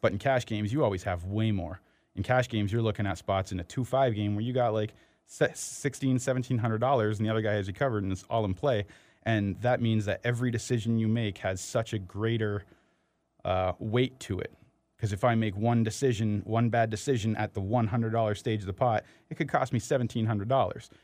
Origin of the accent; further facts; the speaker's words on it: Windsor, Ontario, Canada; I grew up in Windsor